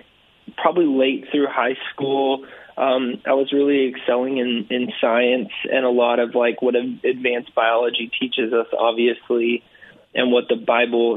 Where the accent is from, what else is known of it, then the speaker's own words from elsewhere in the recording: California, United States; grew up in California, so I grew up playing water polo